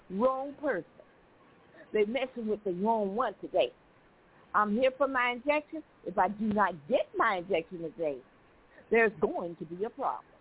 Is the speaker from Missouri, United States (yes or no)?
yes; Missouri, United States; Because I'm from Missouri, I got to do what I want to do.